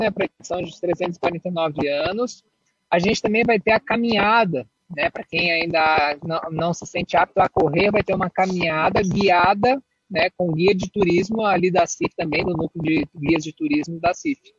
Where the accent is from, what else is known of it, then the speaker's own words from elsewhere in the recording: Florianópolis, Santa Catarina, Brazil; É alusiva ao aniversário da nossa cidade. Sou manezinho.